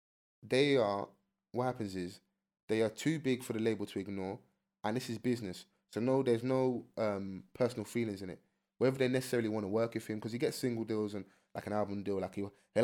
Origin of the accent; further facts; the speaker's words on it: London, United Kingdom; And I'm from South.